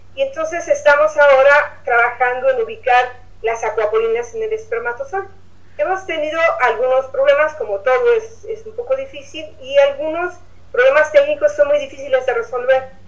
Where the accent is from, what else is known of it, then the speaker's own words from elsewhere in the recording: Mexico City, Mexico; now in Oaxaca, Mexico; yo soy de la Ciudad de México, cuando llegué a Oaxaca